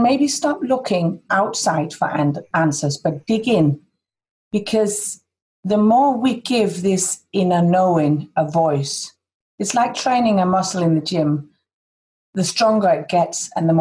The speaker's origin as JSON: {"language": "English", "country": "Denmark", "said": "I'm from Denmark"}